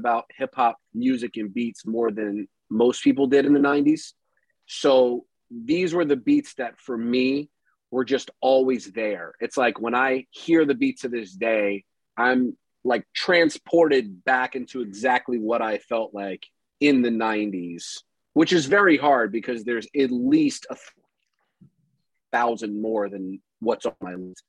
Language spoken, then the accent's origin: English; Durham, North Carolina, United States; Durham, which is where I'm from